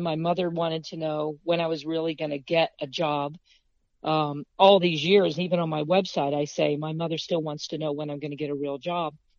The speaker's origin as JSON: {"language": "English", "town": "Fredericksburg", "region": "Virginia", "country": "United States", "also_born_or_lived": "Beaufort, South Carolina", "said": "I'm from Fredericksburg, you know, very historic city."}